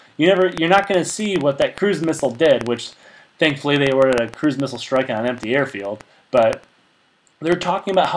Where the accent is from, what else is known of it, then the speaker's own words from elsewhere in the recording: United States; we, as American people